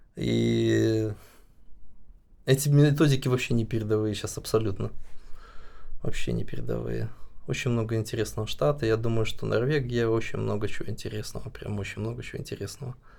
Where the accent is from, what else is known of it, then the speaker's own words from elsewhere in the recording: Belarus; moved away as an adult; У нас вообще, ну, я считаю, что белорусы очень миролюбивая нация